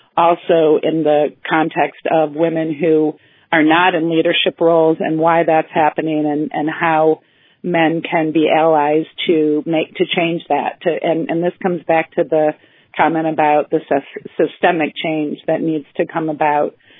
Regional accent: Midwest, United States; I'm a Midwesterner

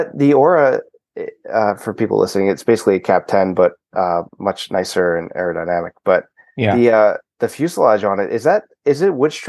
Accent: United States; I'm American

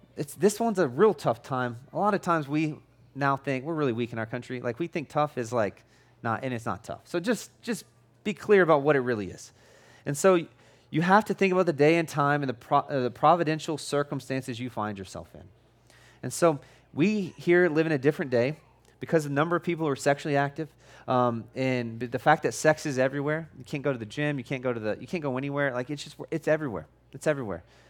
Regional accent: United States; I'm an American

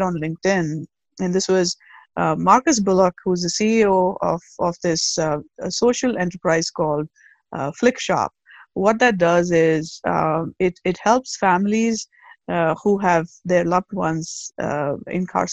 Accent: South India, India; moved away as an adult; also born or lived in Agra, India; now in United States; I'm originally from the South

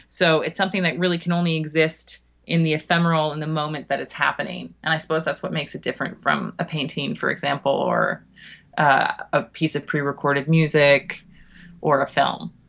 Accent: Toronto, Ontario, Canada; moved away as an adult; now in United Kingdom; I'm Canadian, uh, from Toronto

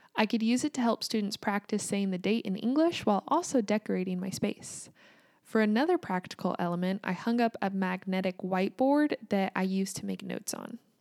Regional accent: United States; also born or lived in Kansas

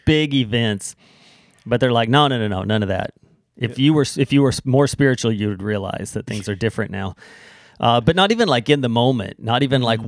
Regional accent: United States; now in Canada; I'm an American

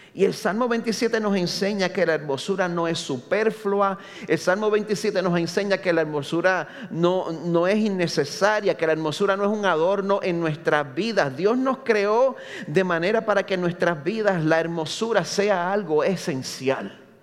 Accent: Carolina, Puerto Rico; moved away as an adult; now in Orlando, United States; nacido y criado aquí en Puerto Rico, en Carolina

